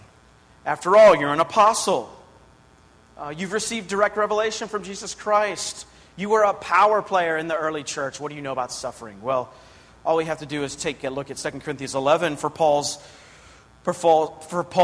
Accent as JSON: {"language": "English", "town": "Pittsburgh", "region": "Pennsylvania", "country": "United States", "tie": "born or raised there", "said": "I grew up outside of Pittsburgh, Pennsylvania"}